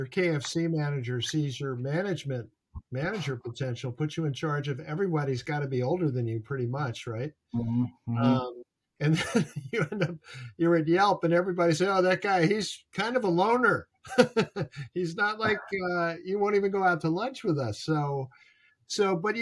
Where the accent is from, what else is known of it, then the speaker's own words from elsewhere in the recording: New York, United States; I was born in New York, Ben. I grew up in New York